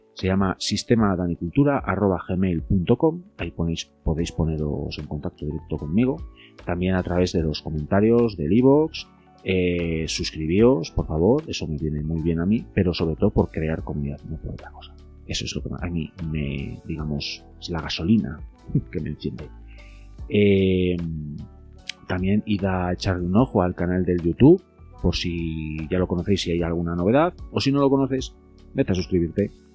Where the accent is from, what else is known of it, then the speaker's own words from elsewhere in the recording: Castile and León, Spain; yo soy de León, eh, una provincia al noroeste de la península ibérica, de España